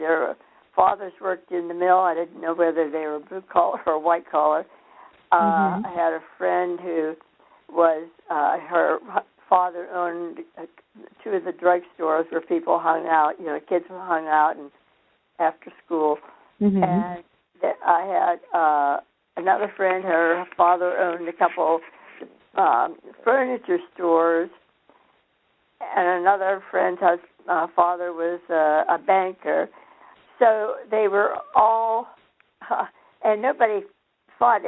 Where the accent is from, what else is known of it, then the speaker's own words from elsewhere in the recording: Clarendon, Pennsylvania, United States; moved away; I grew up in a town called Clarendon, Pennsylvania, outside of Pittsburgh